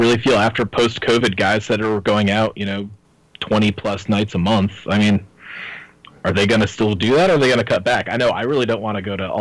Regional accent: Walton, New York, United States; my hometown, Walton

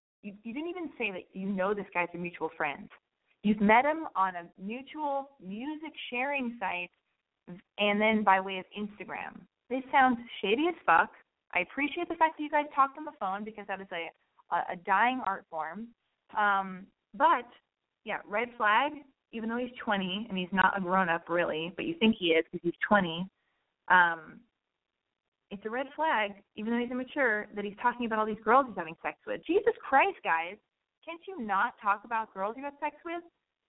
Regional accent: Montreal, Quebec, Canada; I'm from Montreal, and I turn 18 in a week.

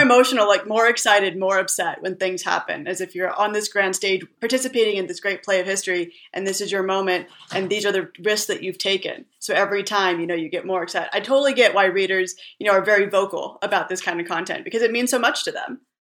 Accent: California, United States; moved away as an adult; also born or lived in Middle East / New York; I'm originally from California.

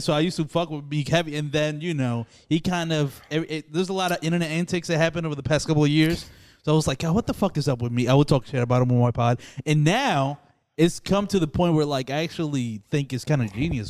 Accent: Philadelphia, Pennsylvania, United States; I am from Philly. I have a lot of pride in Philly.

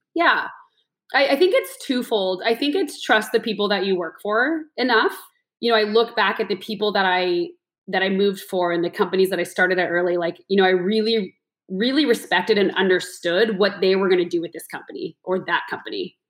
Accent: Los Altos, California, United States; also born or lived in New York; now in San Francisco, United States; my family's from uh, the peninsula, so I grew up in Los Altos.

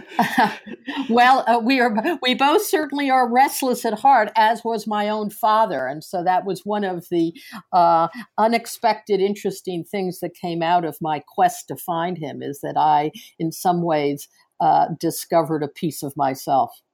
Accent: New York City, New York, United States; I am a New Yorker. I've I've lived in the city for 45 years. I was born in New York

